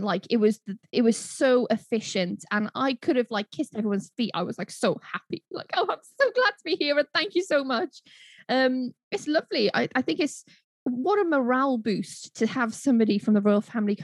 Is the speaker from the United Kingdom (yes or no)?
yes; Welsh, Wales, United Kingdom; I'm a Welsh girl